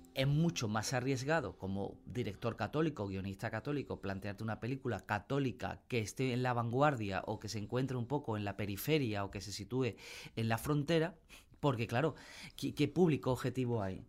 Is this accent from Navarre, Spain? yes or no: no; Puente Genil, Andalusia, Spain; en mi pueblo, en Puente Genia